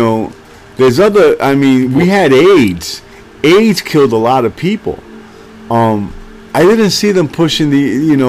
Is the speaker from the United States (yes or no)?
yes; New York City, New York, United States; I grew up in the Bronx, I told you, very poor.